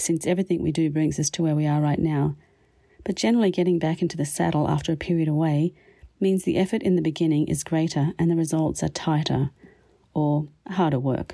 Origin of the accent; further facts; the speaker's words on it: Australia; also born or lived in Winnipeg, Canada; now in Canada; my Canadian home as well as my Australian beginnings